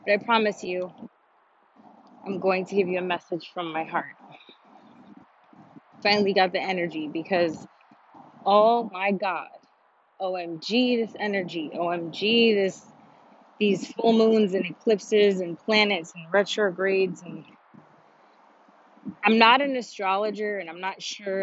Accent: New York, United States; now in Miami, United States; I'm from New York

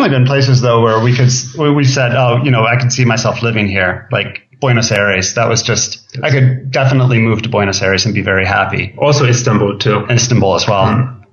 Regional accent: Minnesota, United States; also born or lived in Michigan / Ohio; I was born in Minnesota, lived in Michigan, Ohio, back to Minnesota.

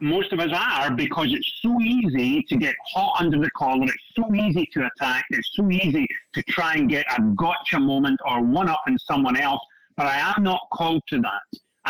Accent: Scotland, United Kingdom; now in United States; I grew up in Scotland

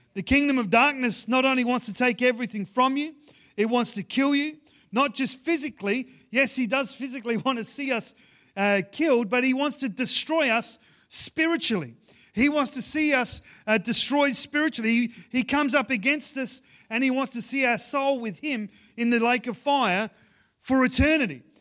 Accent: Ceduna, South Australia, Australia; moved away; growing up in Sejuna

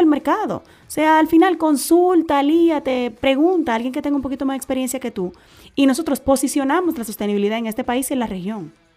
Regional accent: Dominican Republic; como caribeños y como dominicanos y como latinos

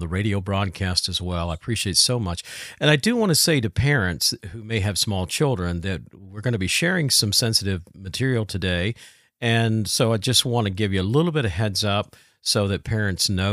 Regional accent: Southern Indiana, United States; I was raised in Southern Indiana

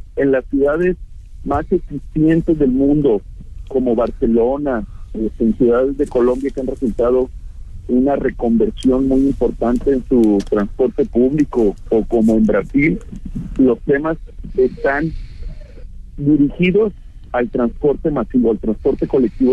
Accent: Guadalajara, Jalisco, Mexico; yo de verdad como tapatío

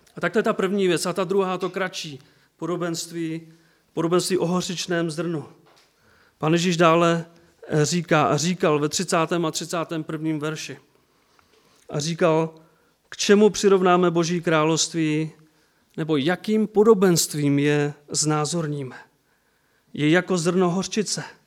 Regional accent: Czechia; also born or lived in Bílovec; u nás v Čechách

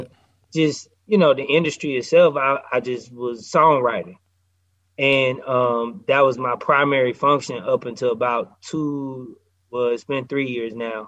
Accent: Nashville, Tennessee, United States; moved away as an adult; also born or lived in Atlanta; I'm from Nashville

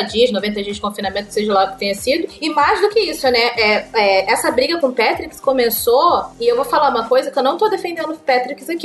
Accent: Rio de Janeiro, Brazil; eu sou carioca

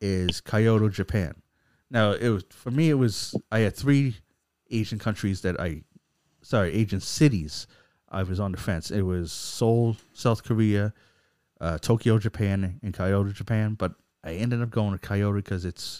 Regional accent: Canada; as a Canadian

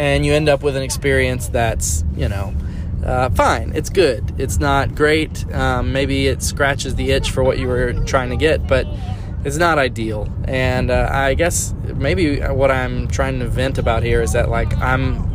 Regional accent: South Louisiana, United States; I'm from South Louisiana and food is a way of life for us

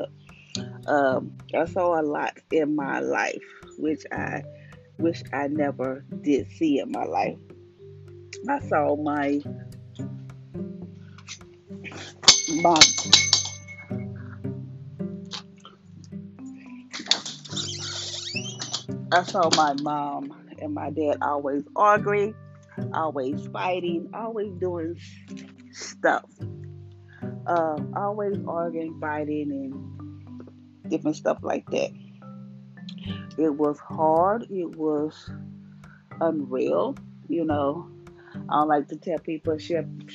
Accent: Louisiana, United States; I was born in Louisiana. I am staying in Louisiana

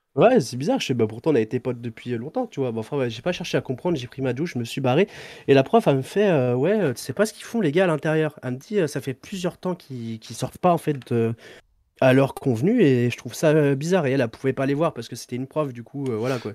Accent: Deux-Sèvres, Nouvelle-Aquitaine, France

